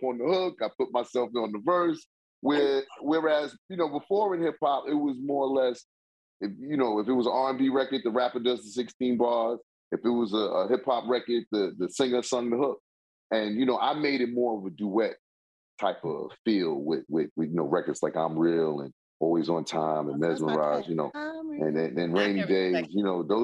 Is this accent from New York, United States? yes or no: yes; New York City, New York, United States; I'm from Queens